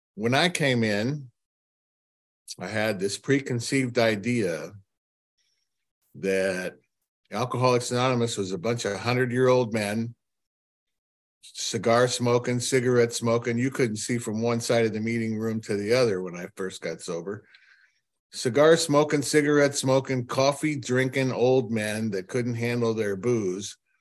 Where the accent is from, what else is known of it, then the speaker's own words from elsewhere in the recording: Cleveland, Ohio, United States; I'm from Cleveland, Ohio